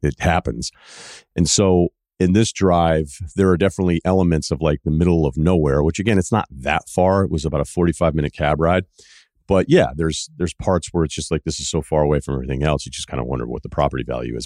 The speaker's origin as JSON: {"language": "English", "area": "Martha's Vineyard", "region": "Massachusetts", "country": "United States", "said": "I'm from Martha's Vineyard"}